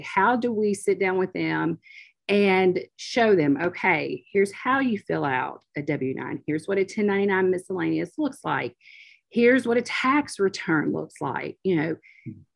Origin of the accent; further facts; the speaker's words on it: Oxford, Mississippi, United States; growing up in Oxford